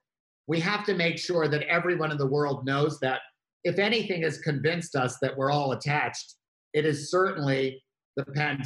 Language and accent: English; New York, United States; as a New Yorker